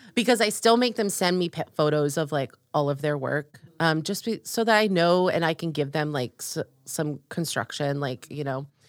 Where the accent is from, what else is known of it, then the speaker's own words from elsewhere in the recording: Orlando, Florida, United States; moved away as an adult; also born or lived in upstate New York / Nashville / New York City; now in North Carolina, United States; I grew up in Orlando, Florida.